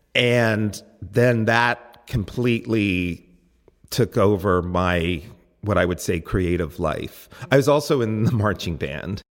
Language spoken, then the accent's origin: English; Reading, Pennsylvania, United States; I was born in Redding, Pennsylvania